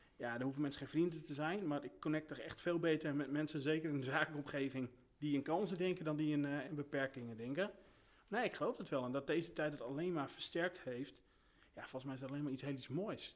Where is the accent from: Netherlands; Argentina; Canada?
Netherlands; Groningen; moved away as an adult; now in Friesland, Netherlands; ik kom zelfs uit Groningen en, ehm, daar woonde ik toen ook.